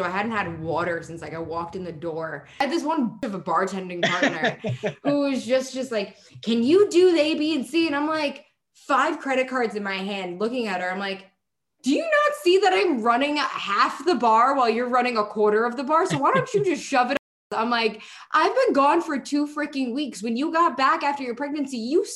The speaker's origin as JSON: {"language": "English", "town": "New York City", "region": "New York", "country": "United States", "tie": "born or raised there", "moved": "as an adult", "said": "I'm a born, bred New Yorker, recently moved out, but I am still a New Yorker through and through."}